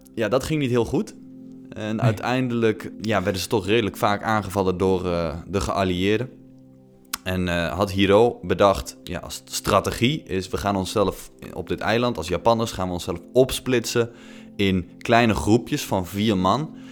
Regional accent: Netherlands; als millennials uit Nederland

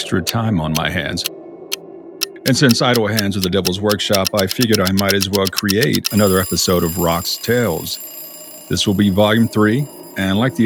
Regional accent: South Texas, United States; I grew up in South Texas

